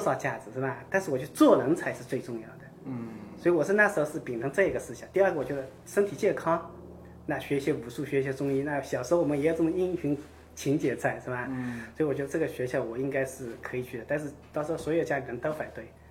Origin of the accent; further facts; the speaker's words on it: China; moved away as an adult; now in United States; 小时候也在农村